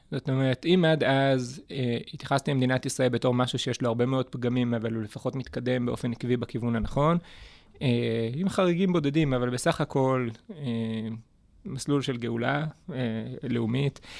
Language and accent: Hebrew; Neve Dekalim, Gaza Strip, Palestine; moved away as an adult; also born or lived in Jerusalem; נולדתי בשערי צדק בירושלים, אבל גדלתי בנווה דקלים מגיל אפס בעצם.